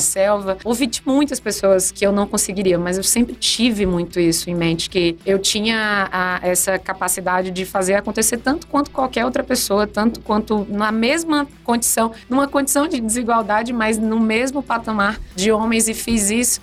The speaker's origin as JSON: {"language": "Portuguese", "town": "Teresina", "region": "Piauí", "country": "Brazil", "also_born_or_lived": "Maranhão", "moved": "as an adult", "lives_now": "São Paulo, Brazil", "said": "eu sou uma piauiense de Teresina. Morei muitos anos no Maranhão, então venho aí de cidades nordestinas, sou uma nordestina. E há 10 anos resolvi abraçar São Paulo"}